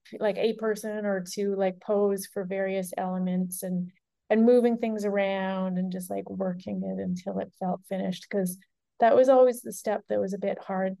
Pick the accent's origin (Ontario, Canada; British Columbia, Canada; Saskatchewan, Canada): British Columbia, Canada; Nelson; now in New York City, United States; I was in Nelson some of the time that I was working on this painting, my hometown in Canada